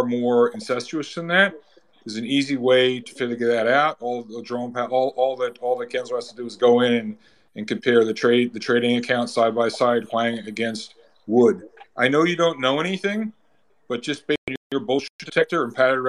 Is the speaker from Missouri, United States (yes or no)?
no; New Jersey, United States; I'm from New Jersey